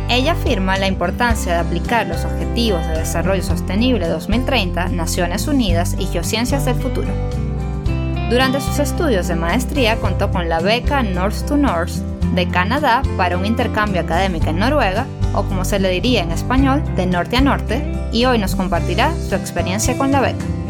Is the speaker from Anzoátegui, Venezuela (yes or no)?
yes; El Tigre, Anzoátegui, Venezuela; yo también soy del Tigre